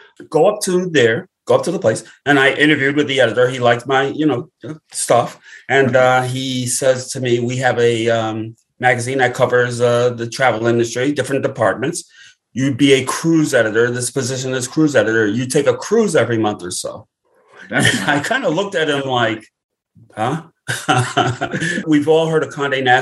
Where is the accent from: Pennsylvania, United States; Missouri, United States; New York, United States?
New York, United States; Brooklyn; Born and raised in Brooklyn, New York, where I live today.